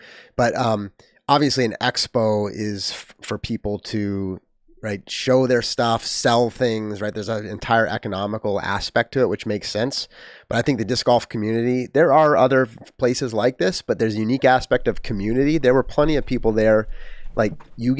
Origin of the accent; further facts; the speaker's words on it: United States; I'm not German. I'm American.